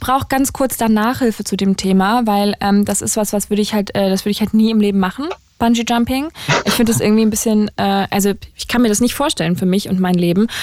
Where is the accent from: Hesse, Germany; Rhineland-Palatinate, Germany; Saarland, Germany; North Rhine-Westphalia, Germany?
Saarland, Germany; moved away; ich bin im Saarland aufgewachsen, in der Nähe von also direkt an der Grenze zu Frankreich